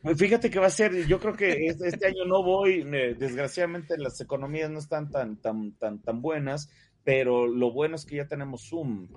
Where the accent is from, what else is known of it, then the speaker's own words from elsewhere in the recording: Mexico; also born or lived in Coyoacán, Mexico City; somos muchos artistas mexicanos